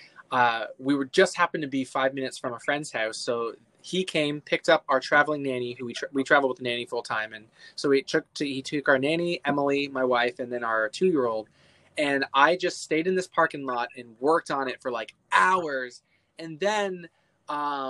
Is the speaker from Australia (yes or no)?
no; Oshawa, Ontario, Canada; moved away as an adult; now in United States; born and raised in Canada